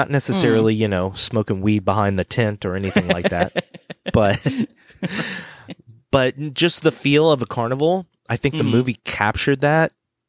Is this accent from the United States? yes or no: yes; Pensacola, Florida, United States; when I was growing up in Pensacola, Florida, we had the Pensacola Interstate Fair. I think they still